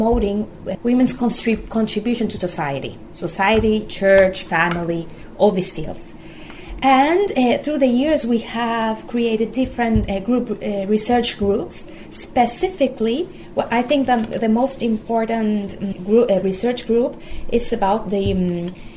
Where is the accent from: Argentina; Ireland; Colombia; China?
Colombia; moved away as an adult; also born or lived in Curitiba, Brazil / Rio de Janeiro, Brazil; now in Rome, Italy; I'm from Colombia, where I grew up.